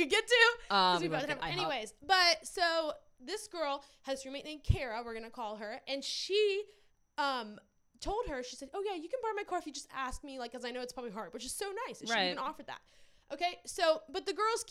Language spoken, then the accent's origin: English; near New Orleans, Louisiana, United States; moved away; I grew up near New Orleans.